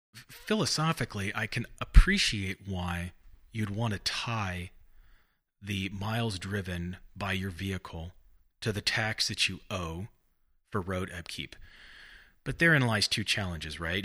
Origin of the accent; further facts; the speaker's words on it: Bakersfield, California, United States; also born or lived in Santa Barbara, California; grew up in Bakersfield